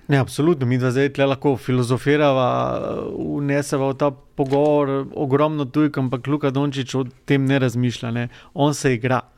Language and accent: Slovenian; Slovenia